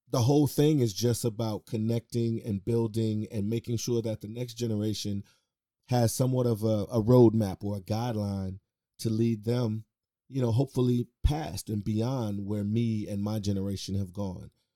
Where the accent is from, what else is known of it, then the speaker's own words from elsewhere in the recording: Chicago, Illinois, United States; born and raised on the west side of Chicago.